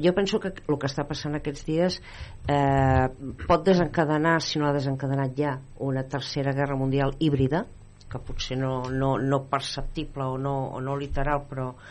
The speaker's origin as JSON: {"language": "Catalan", "region": "Catalonia", "country": "Spain", "also_born_or_lived": "Madrid / Vallès / Sants", "said": "jo com a catalana a Madrid"}